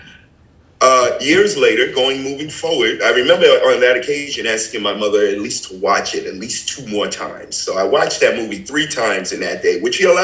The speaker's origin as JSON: {"language": "English", "town": "New York City", "region": "New York", "country": "United States", "tie": "born or raised there", "said": "I grew up in Brooklyn"}